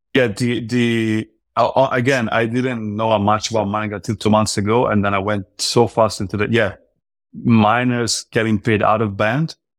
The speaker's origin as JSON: {"language": "English", "country": "Italy", "moved": "yes", "lives_now": "United States", "said": "now I live in the U S, but I'm from Europe, I'm from Italy"}